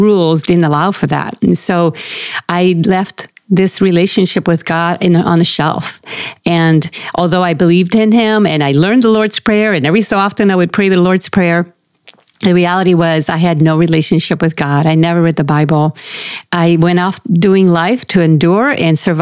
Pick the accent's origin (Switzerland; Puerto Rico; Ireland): Puerto Rico; now in Irvine, United States; I was born and raised in Puerto Rico